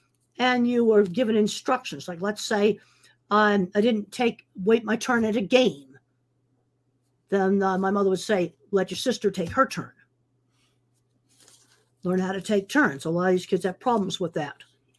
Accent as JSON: {"language": "English", "region": "East Coast", "country": "United States", "said": "I came from the East Coast. We didn't even have cattle there."}